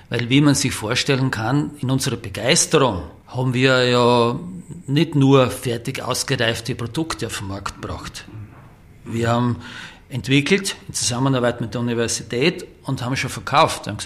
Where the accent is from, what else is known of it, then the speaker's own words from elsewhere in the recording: St. Margarethen an der Raab, Styria, Austria; ursprünglich waren wir in Graz, übersiedelt sind hier nach St. Margrethen und Rabi, meinen Heimatort.